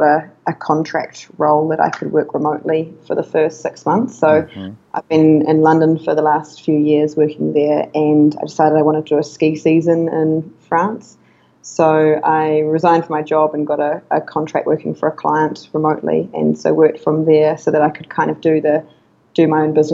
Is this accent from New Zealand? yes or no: yes; New Zealand; moved away as an adult; now in Chiang Mai, Thailand; so I'm from New Zealand